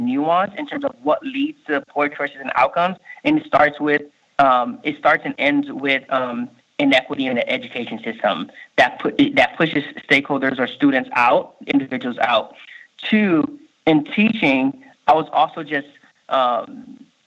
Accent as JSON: {"language": "English", "town": "Miami", "region": "Florida", "country": "United States", "tie": "born or raised there", "also_born_or_lived": "Haiti", "moved": "as an adult", "lives_now": "Nevada, United States", "said": "I was born in Haiti, grew up in Miami. Mm-hmm. Grew up in Little Haiti in Miami"}